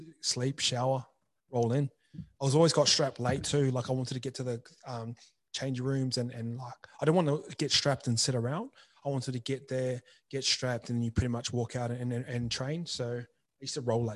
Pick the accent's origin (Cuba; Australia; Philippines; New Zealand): New Zealand; moved away; I grew up in New Zealand